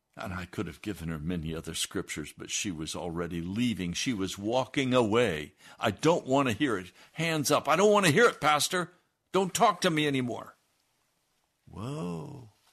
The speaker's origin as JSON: {"language": "English", "country": "United States"}